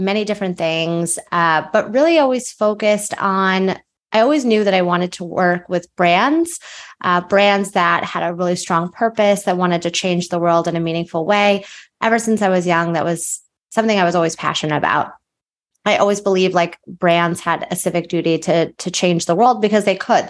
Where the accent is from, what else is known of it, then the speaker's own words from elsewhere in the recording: outside of Philadelphia, Pennsylvania, United States; moved away as an adult; also born or lived in New Jersey; I grew up outside of Philadelphia